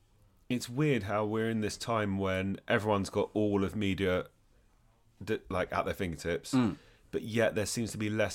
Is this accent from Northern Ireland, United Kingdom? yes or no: no; London, United Kingdom; born there; Yeah, I was born in London.